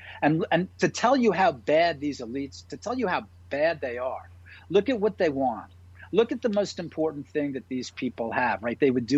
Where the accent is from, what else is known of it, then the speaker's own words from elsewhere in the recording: New York City, New York, United States; I lived in New York. I'm from New York. Like Mayor Giuliani, I'm a native New Yorker. I was there on 9/11.